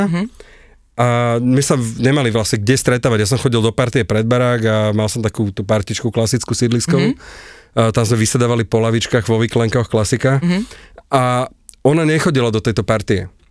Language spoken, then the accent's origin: Slovak; Bratislava, Bratislava Region, Slovakia; also born or lived in Prague / Australia; sme susedia z Petržalky.